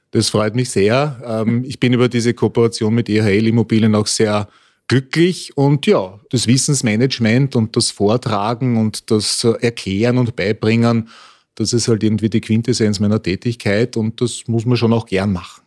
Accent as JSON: {"language": "German", "region": "Vienna", "country": "Austria", "tie": "born or raised there", "said": "ich bin auch ein begeisterter Wiener"}